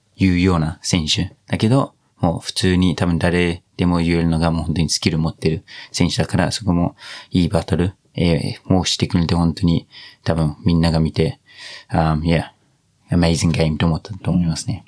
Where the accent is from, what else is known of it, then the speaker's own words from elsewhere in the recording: New Zealand; Japanese is a second language; now in Japan; ずっとニュージーランド育ち